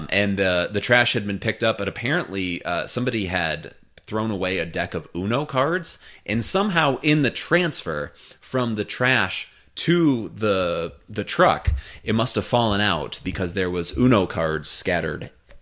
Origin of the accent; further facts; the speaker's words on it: Midwest, United States; I'm from the Midwest.